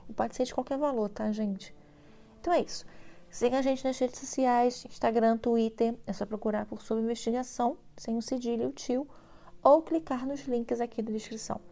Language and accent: Portuguese; Brazil; eu sou brasileira, não desisto nunca